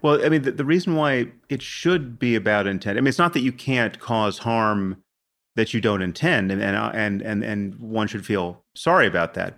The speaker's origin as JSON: {"language": "English", "country": "United States", "said": "I'm from America"}